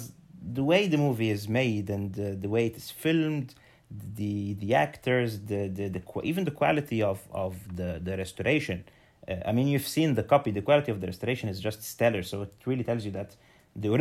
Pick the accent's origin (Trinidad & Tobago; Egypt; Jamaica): Egypt; growing up in Egypt, the way I did